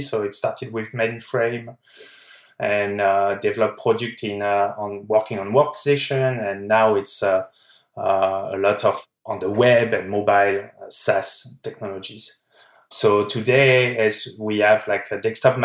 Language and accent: English; France; moved away as an adult; now in California, United States; I'm from France